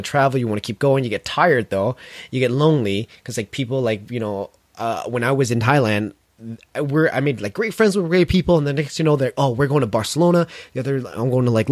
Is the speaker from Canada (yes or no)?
yes; London, Ontario, Canada; my hometown, London, Ontario